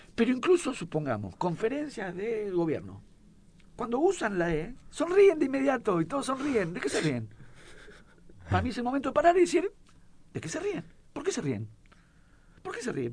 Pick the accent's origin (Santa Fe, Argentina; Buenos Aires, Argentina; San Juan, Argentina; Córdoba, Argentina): Buenos Aires, Argentina; yo soy porteño